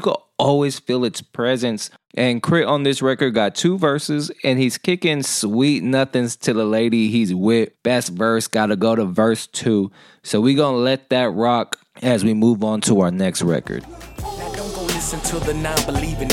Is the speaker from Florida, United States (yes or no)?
no; California, United States; I'm from California